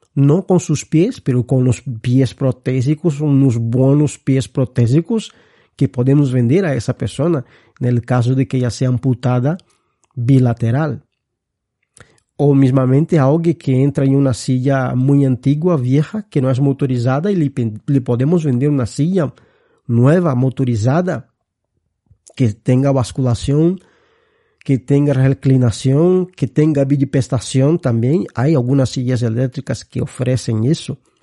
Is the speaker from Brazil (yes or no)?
yes; Brazil; Spanish is a second language; moved away as an adult; now in Spain; soy brasileño. Mi formación es de ahí. llevo muchos años viviendo aquí en España